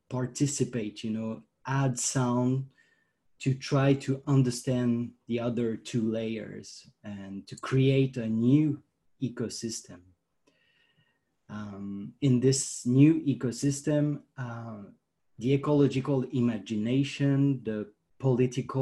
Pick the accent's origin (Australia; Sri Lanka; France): France; I'm from France